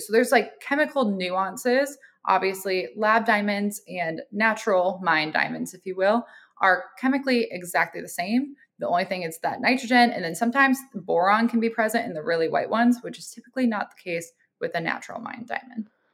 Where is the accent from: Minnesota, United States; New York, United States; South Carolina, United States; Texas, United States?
Minnesota, United States; Minneapolis; I'm originally a Midwest girl. I'm from Minneapolis, Minnesota